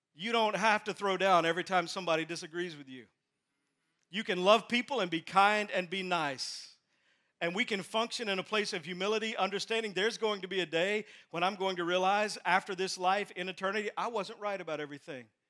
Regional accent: Texas, United States; moved away; I'm from Texas. My dad's still in Texas

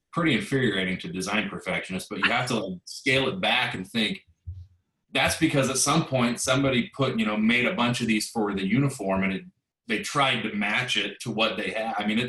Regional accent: West Coast, United States; I grew up on the West Coast

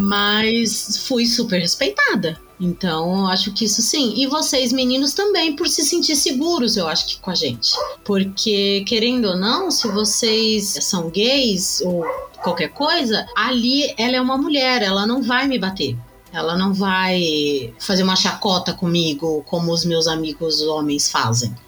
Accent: São Paulo, Brazil; eu sou aqui de São Paulo, capital, nasci aqui, vivo a minha vida inteira aqui

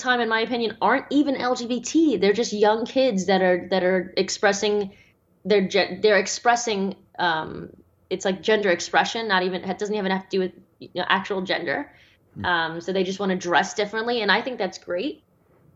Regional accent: Australia; my home country of Australia

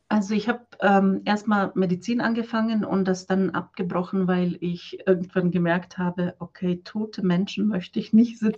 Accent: Croatia; now in Germany; Äh, ich komme aus Kroatien und bin seit 2008 in Deutschland. Und nach Deutschland bin ich gekommen als Nonne.

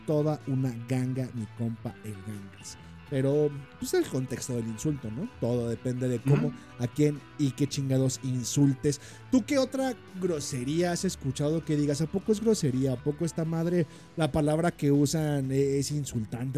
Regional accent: Mexico; como mexicano

